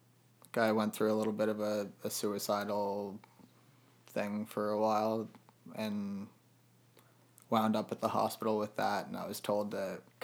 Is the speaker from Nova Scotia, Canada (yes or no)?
yes; Halifax, Nova Scotia, Canada; I actually grew up here, but like my dad's military, so we kind of moved around a lot, but wound up here and spent most of our lives here. So here, like I call Halifax home.